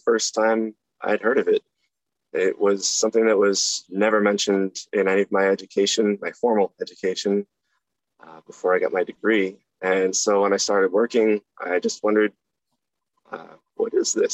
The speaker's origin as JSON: {"language": "English", "region": "Maine", "country": "United States", "tie": "born or raised there", "said": "I grew up in a small town in Maine"}